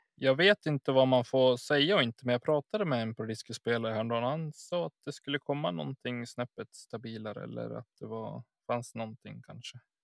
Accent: Enviken, Dalarna County, Sweden; Det använder vi hemma hos mig, i Enviken. Eller där jag är uppvuxen

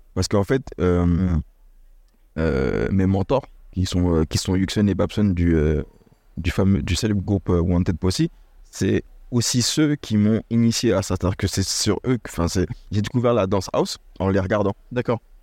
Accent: Lognes, Île-de-France, France; moved away as an adult; also born or lived in Paris / Copenhagen, Denmark / Singapore; now in Toulouse, France; J'ai grandi, euh, c'est vrai que je suis parisien, mais on j'ai grandi à Logne, en, en Seine-et-Marne

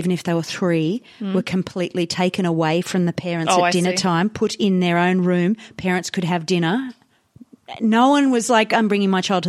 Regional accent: India; I know that I grew up in India where there was a caste system

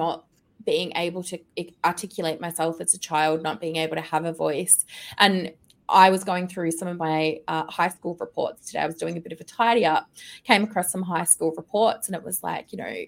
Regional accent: Melbourne, Victoria, Australia; dad's Aussie, mum's German, so there was mixed accent in the home, and people would often comment, where are you from? And I'm like, Melbourne, Australia.

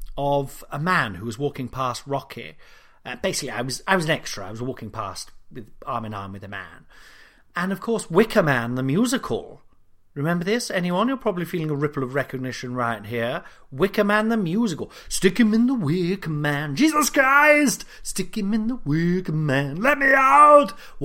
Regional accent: Nottingham, East Midlands, United Kingdom; Because I'm from Nottingham, I've never managed to properly pronounce the U sound, you know.

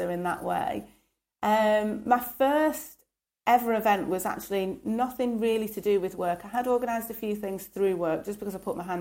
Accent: Stockport, North West England, United Kingdom; also born or lived in Birmingham; I was born in Birmingham, and then when I was, I think, about six, moved up to Stockport.

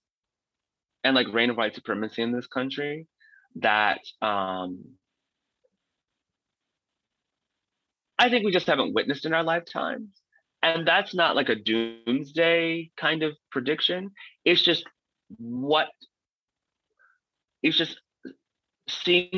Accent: Missouri, United States; moved away; I'm from Missouri

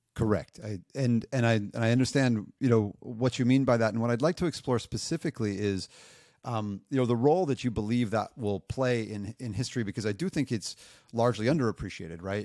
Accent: United States; moved away as an adult; now in France; I'm an American. I moved to Europe a long time ago.

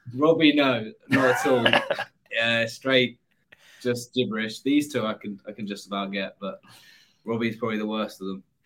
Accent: England, United Kingdom; I'm the English representative in this in this weird foursome

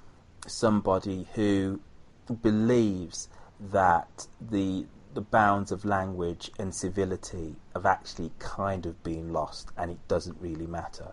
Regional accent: United Kingdom; now in United States; I am British

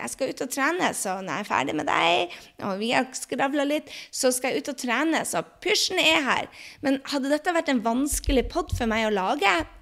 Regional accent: Norway; moved away as an adult; also born or lived in Drøbak, Norway / New York, United States / France; now in United States; mange av oss hjemme i Norge

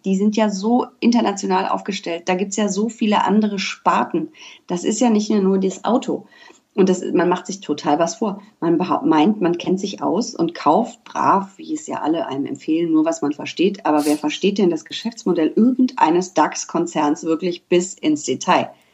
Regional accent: Düsseldorf, North Rhine-Westphalia, Germany; ich bin gebürtige Düsseldorferin

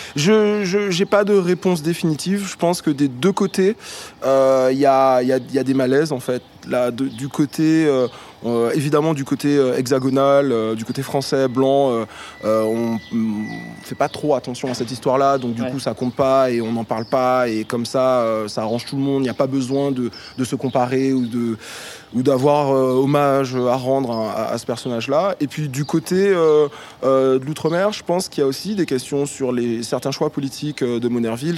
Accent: Martinique; now in Paris, France; j'ai grandi en Martinique

